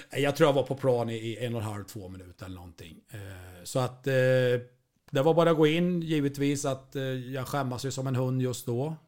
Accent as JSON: {"language": "Swedish", "town": "Degerfors", "region": "Örebro County", "country": "Sweden", "said": "jag är ju från Degerfors"}